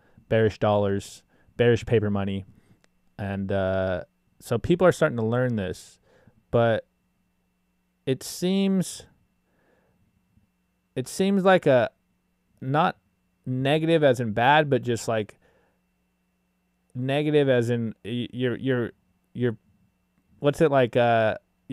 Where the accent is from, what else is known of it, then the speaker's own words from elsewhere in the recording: United States; as an American